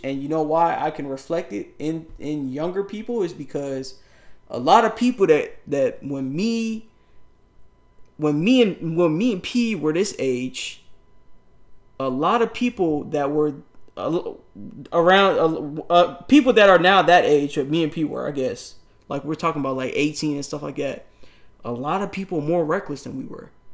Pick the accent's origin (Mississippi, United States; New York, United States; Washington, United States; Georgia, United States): New York, United States; I grew up in New York